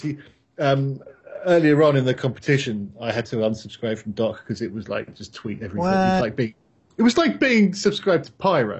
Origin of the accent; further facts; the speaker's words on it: England, United Kingdom; moved away; The thing is, being English, there's football everywhere, every weekend.